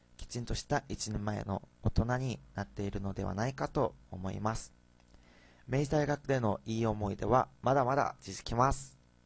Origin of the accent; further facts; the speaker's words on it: South Korea; Japanese is a second language; moved away as an adult; now in Japan; 韓国から来た留学生